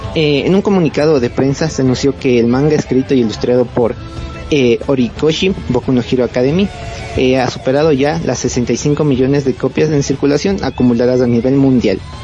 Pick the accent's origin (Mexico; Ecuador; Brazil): Ecuador; soy de Ecuador